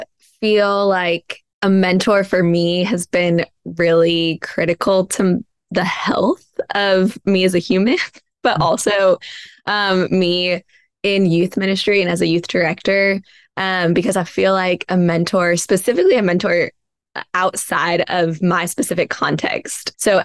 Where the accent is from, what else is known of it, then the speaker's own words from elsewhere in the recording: Indiana, United States; now in Nashville, United States; I'm from Indiana, so we call it stuffing in Indiana, even though I live in the South and they call it dressing.